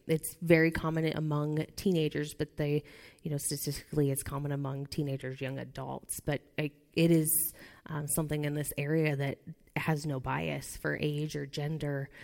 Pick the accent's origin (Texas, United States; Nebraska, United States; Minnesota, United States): Nebraska, United States; I'm from Nebraska